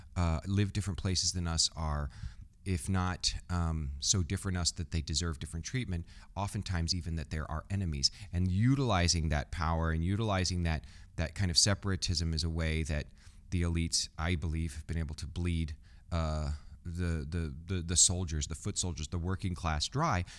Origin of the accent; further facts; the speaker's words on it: Midwest, United States; I grew up in the Midwest